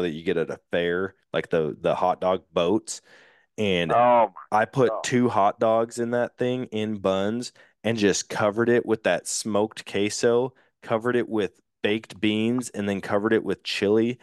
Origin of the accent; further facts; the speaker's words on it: Wisconsin, United States; I'm from Wisconsin